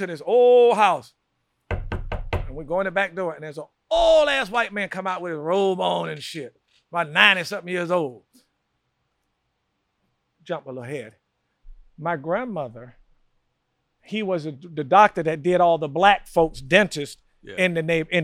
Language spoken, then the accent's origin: English; Wilson, North Carolina, United States; moved away; also born or lived in New York City; the way I was raised in North Carolina